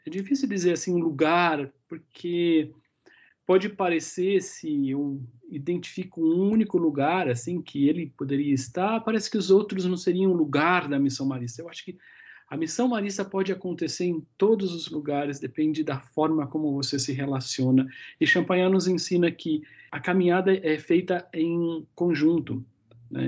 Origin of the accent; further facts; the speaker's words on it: Americana, São Paulo, Brazil; Eu sou natural do interior de São Paulo, a cidade de Americana